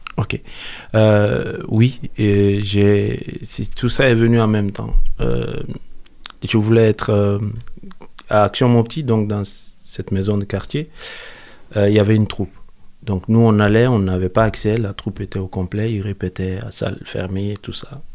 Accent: Mopti, Mali; moved away; Je suis né à Mopti, au Mali, dans le centre du Mali

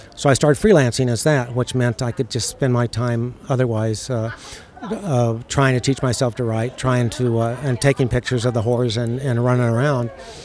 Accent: United States; moved away as an adult; also born or lived in Saudi Arabia / Chicago; we grew up in America

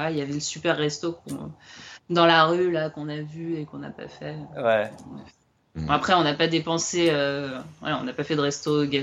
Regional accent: France; comme on est français, nous, la bouffe, euh, c'est un peu important, quoi.

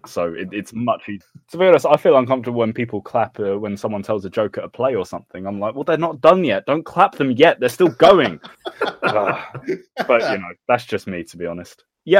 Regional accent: United Kingdom; I'm British.

